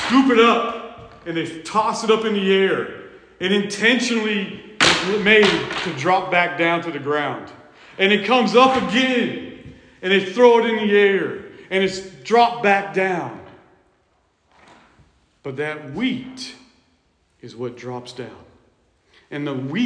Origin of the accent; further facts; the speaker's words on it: California, United States; When I was a kid, growing up in California